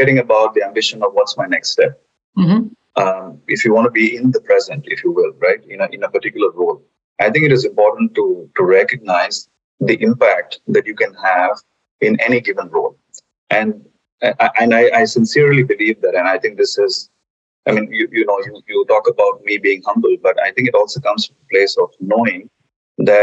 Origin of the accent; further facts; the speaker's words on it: India; moved away as an adult; also born or lived in Germany; I'm originally from India. I have done all my formative education, including higher education, graduation out of India. And then I moved to Germany to work with Bayer